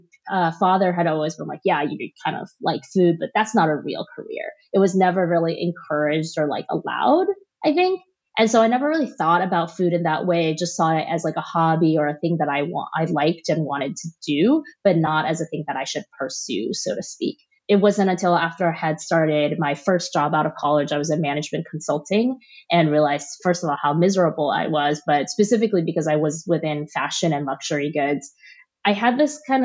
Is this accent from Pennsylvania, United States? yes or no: no; New York, United States; also born or lived in Shanghai; I was born in Shanghai, but I grew up in New York.